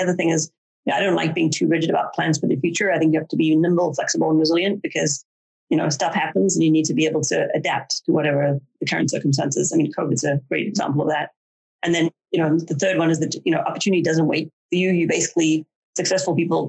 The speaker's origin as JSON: {"language": "English", "country": "South Africa", "tie": "born or raised there", "moved": "yes", "said": "I grew up in South Africa where people are a bit more crazy in general"}